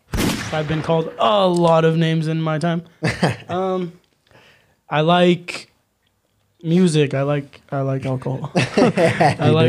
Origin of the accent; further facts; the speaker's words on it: Thornton, Colorado, United States; Born and raised Thornton